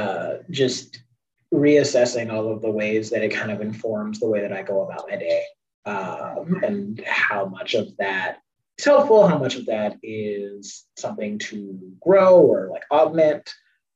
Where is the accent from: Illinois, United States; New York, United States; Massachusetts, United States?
Illinois, United States; Chicago; I'm from Chicago